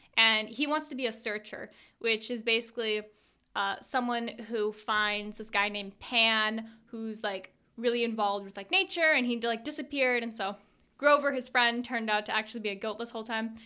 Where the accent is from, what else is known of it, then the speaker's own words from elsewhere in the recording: Canada; I'm Canadian